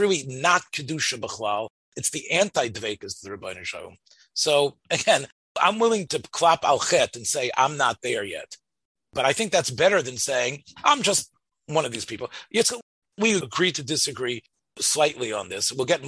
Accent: Memphis, Tennessee, United States; when I was growing up in Memphis

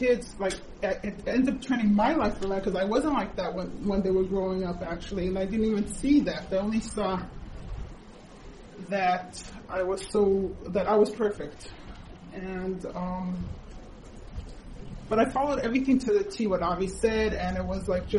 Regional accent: Israel; also born or lived in United States; I moved when I was 7 years old to Israel

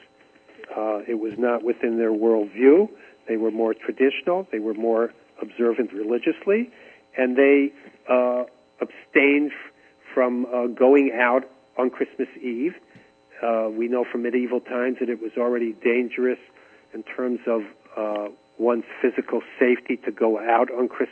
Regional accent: Israel; also born or lived in Great Neck, Long Island, New York, United States; I grew up in Great Neck, Long Island. Then we made Aliyah to Israel when I was 10

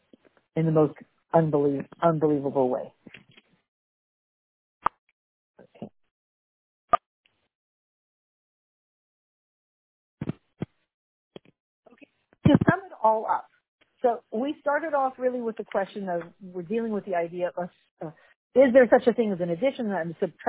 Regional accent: Canada; accent: Canadian; my Canadian accent

